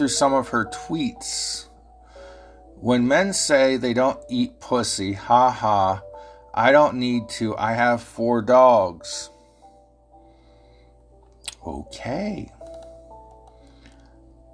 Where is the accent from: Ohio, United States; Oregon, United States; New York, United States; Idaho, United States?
Ohio, United States; accent: Ohio; I know my Ohio accent confuses y'all sometimes